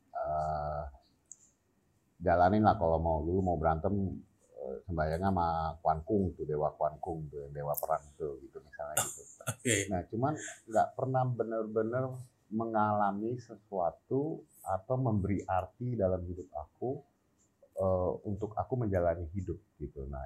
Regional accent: Jakarta, Indonesia; also born or lived in England; aku lahir di Inggris. Lahir di Inggris saja. Cuman aku besar di Jakarta.

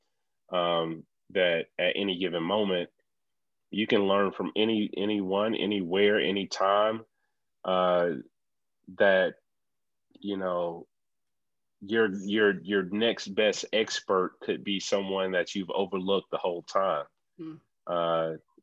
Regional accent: Atlanta, Georgia, United States; I'm from the ATL.

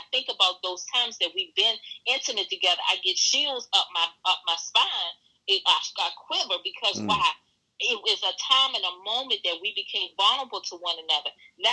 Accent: Washington, District of Columbia, United States; I grew up in Northeast Washington with drug infested area.

